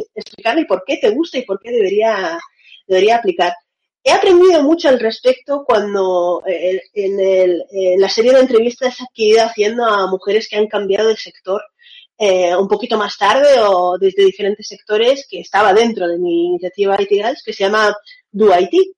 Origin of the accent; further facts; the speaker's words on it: Valencia, Valencian Community, Spain; moved away as an adult; also born or lived in Russia; now in Seville, Spain; Yo nací en Rusia, mis dos padres son rusos y estuve viviendo en Rusia hasta los nueve años de edad. A los nueve años me vine a Valencia y hace cinco años que estoy viviendo en Sevilla